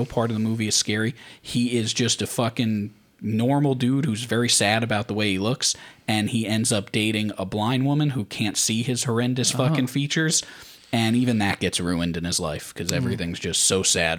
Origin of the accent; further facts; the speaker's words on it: Mastic, New York, United States; When I was just growing up in Mastic.